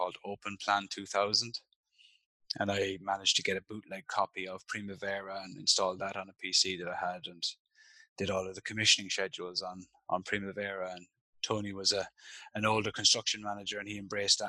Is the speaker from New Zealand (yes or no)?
no; Cork, Munster, Ireland; moved away as an adult; also born or lived in London, United Kingdom; now in Abu Dhabi, United Arab Emirates; I'm from Ireland, but more importantly, I'm from Cork. I went to school in Colostomer in Cove